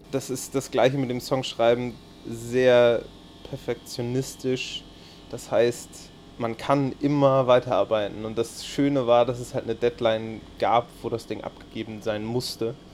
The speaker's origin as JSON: {"language": "German", "region": "Hamburg", "country": "Germany", "tie": "born there", "said": "Also ich bin ein groß, als gebürtiger Hamburger, ein großer Hamburg-Verfechter natürlich."}